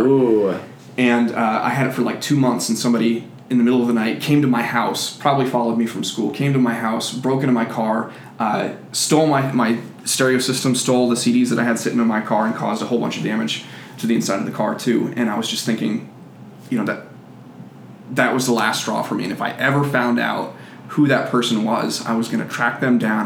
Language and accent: English; United States; being an American